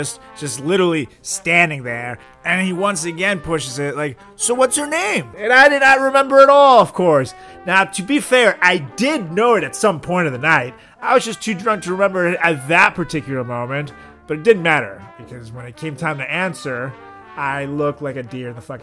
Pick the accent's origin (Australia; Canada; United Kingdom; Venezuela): Venezuela; moved away; From Venezuela.